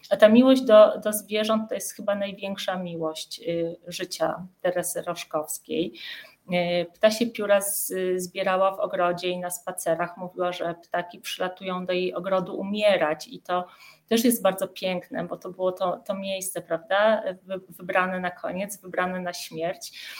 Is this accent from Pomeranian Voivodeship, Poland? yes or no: no; Kraków, Lesser Poland, Poland; moved away as an adult; jestem Ojej. krakowianką. I, i, I aż do końca studiów mieszkałam w Krakowie.